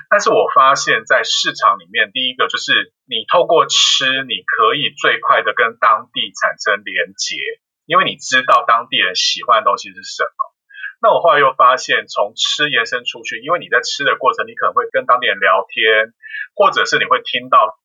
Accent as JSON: {"language": "Chinese", "town": "Kaohsiung", "country": "Taiwan", "tie": "born or raised there", "also_born_or_lived": "Australia", "said": "我自己个人在高雄出生，然后在高雄长大"}